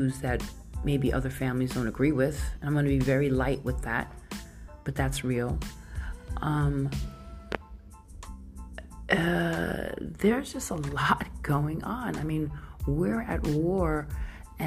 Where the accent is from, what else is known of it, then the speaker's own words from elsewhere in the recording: New York, United States; I grew up in New York